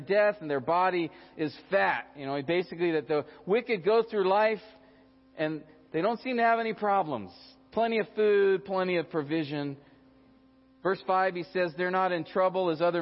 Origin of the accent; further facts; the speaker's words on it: United States; as American Christians